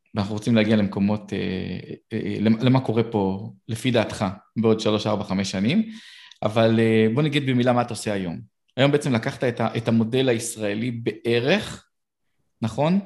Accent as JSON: {"language": "Hebrew", "country": "Israel", "said": "אנחנו בתור ישראלים"}